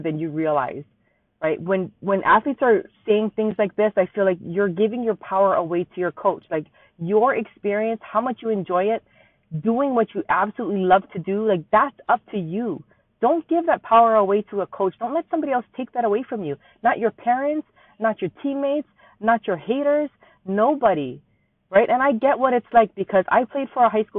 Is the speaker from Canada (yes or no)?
no; Hawaii, United States; Born and raised in Hawaii, still live here